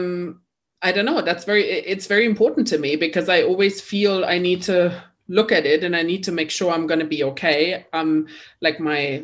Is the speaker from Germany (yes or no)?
yes; East Germany, Germany; English is a second language; moved away; I am German, so I'm not British. And I grew up in East Germany.